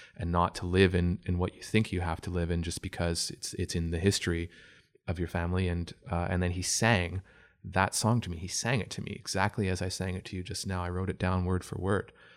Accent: Oshawa, Ontario, Canada; also born or lived in Toronto; I'm from Oshawa. I grew up in Oshawa originally

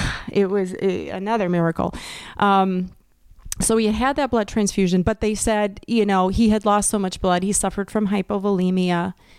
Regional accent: Wisconsin, United States; I'm from Wisconsin too

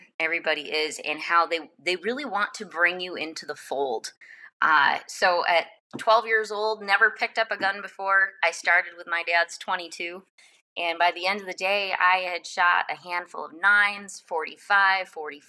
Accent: Michigan, United States; I grew up in Michigan

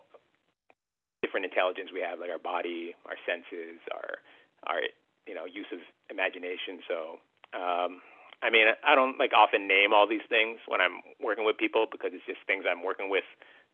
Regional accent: Canada; being like Filipino-Canadian

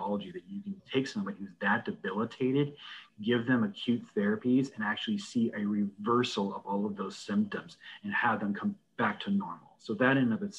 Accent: Fallbrook, California, United States; also born or lived in Berkeley, California / Virginia / Phoenix, Arizona / Los Angeles, California; I was born in California, actually in Fallbrook, which is literally just next door to Temecula.

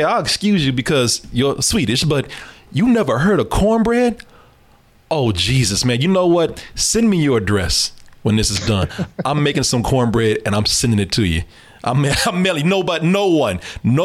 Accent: the South, United States; I was born here in the South, raised in the South

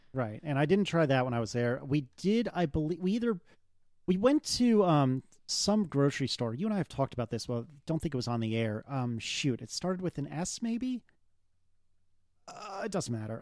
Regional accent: United States; I'm American

